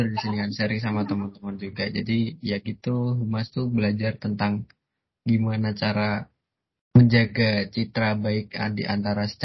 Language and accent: Indonesian; Semarang, Central Java, Indonesia; aku lahir nggak di Semarang cuman Semarang adalah kota yang membesarkanku